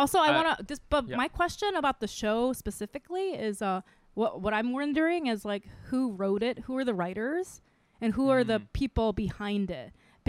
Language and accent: English; Northern Mariana Islands; I grew up in Micronesia.